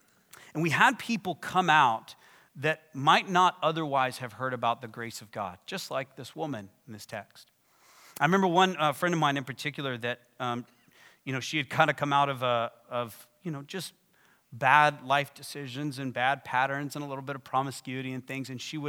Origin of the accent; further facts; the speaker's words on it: Texas, United States; If you come from the kind of church I come from and I grew up in West Texas, like very conservative, suit and tie